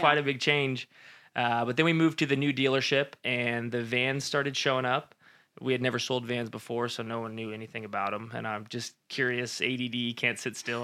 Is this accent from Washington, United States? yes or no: no; Modesto, California, United States; also born or lived in Fresno, California; born and raised in Modesto, California